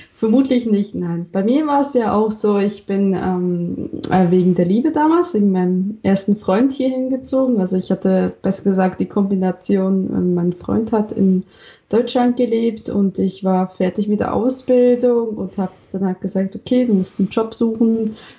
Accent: Switzerland; accent: Swiss; now in Germany; meinen Schweizer Akzent.

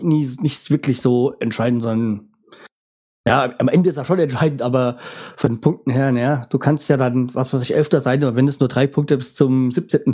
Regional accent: Bremen, Germany; als Bremer

